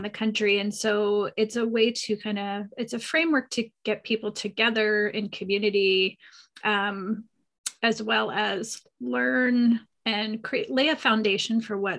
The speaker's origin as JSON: {"language": "English", "region": "East Coast", "country": "United States", "tie": "born or raised there", "said": "I grew up on the East Coast, but I've been out here for 25 years."}